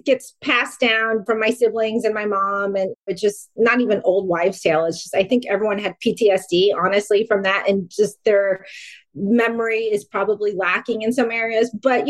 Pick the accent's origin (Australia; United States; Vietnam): Vietnam; Vung Tau, Ba Ria-Vung Tau; born there; moved away; So I was born in Vietnam in Vung Tho, a little beach town outside of Saigon. And I was the youngest of eight. And my mom was able to flee Vietnam in the middle of the night with eight kids.